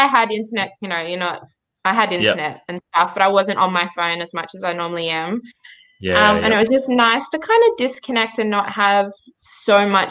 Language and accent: English; Wollongong, New South Wales, Australia; also born or lived in Nhulunbuy, Northern Territory / Sydney / Cape York, Queensland / Canberra; growing up in Wollongong, when my mum remarried